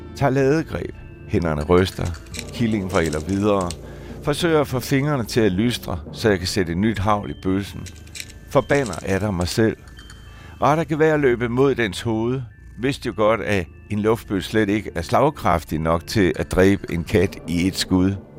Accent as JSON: {"language": "Danish", "area": "just south of Lammefjorden", "region": "West Zealand", "country": "Denmark", "tie": "born or raised there", "said": "på min hjemmeegn, der var jeg vokset op i en lille stationsby ude på Vestjylland, lige syd for Lammefjorden"}